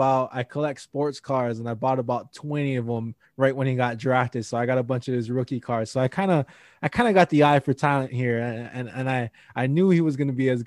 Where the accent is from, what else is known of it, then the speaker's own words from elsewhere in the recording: Hawaii, United States; I think about, so I'm originally from Hawaii, and there's this big high school tournament called the Iolani Classic